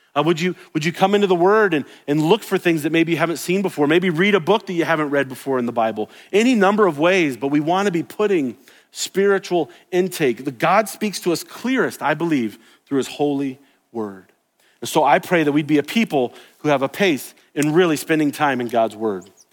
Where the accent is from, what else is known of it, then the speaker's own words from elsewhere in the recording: the South, United States; I grew up in the South.